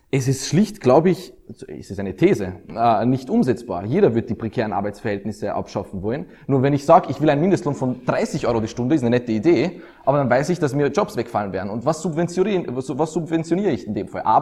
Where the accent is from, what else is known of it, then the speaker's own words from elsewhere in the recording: Austria; Als Österreicher können wir